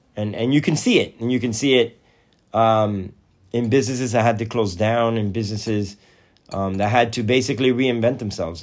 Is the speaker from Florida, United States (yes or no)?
no; Athens, Georgia, United States; we're from Athens, Georgia